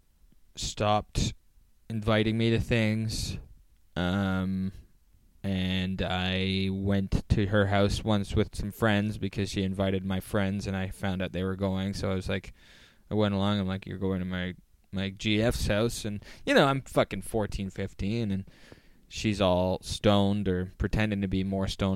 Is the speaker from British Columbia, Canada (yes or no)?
no; Oakville, Ontario, Canada; there's multiple like multiplexes in Oakville